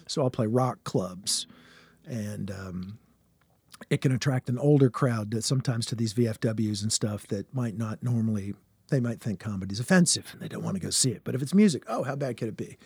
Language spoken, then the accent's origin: English; Richmond, Virginia, United States; I'm from Richmond, Virginia is my hometown